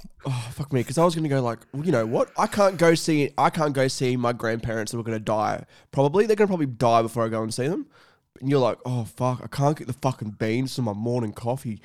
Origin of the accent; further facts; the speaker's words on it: Scone, New South Wales, Australia; moved away; when I was back in my hometown, um, you know, in Scone